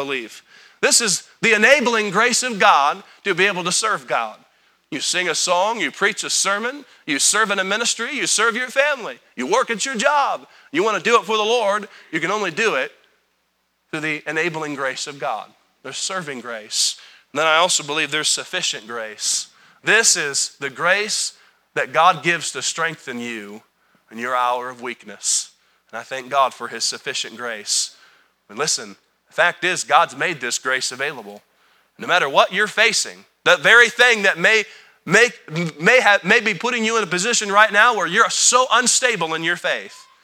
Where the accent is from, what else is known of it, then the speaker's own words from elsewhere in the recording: United States; I'm an American